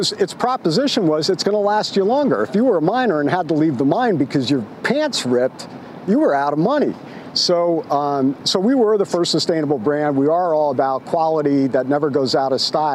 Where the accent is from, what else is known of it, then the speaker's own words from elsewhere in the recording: San Francisco, California, United States; San Francisco, my hometown